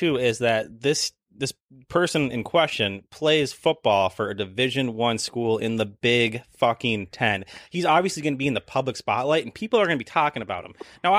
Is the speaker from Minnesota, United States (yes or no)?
yes; Minnesota, United States; we're from Minnesota